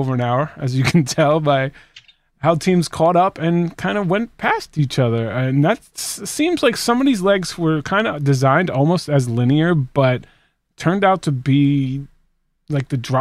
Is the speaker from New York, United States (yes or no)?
yes; New York, United States; I'm from New York